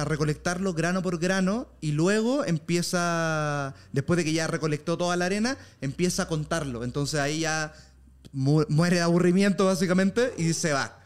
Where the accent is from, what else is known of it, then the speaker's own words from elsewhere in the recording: Viña del Mar, Valparaíso, Chile; Yo nací. en Villa del Mar